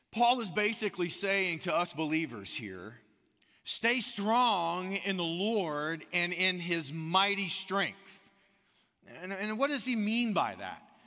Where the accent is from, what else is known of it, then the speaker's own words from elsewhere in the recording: United States; now in Austin, United States; growing up on the Gulf Coast, um, it's South Alabama, Northwest Florida, right there, Pensacola, Gulf Shores kinda area